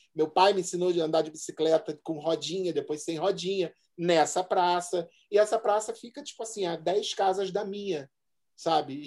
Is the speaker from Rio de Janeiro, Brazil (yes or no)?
yes; Rio de Janeiro, Brazil; moved away as an adult; now in São Paulo, Brazil; Minha vida foi toda, assim, Zona Norte na veia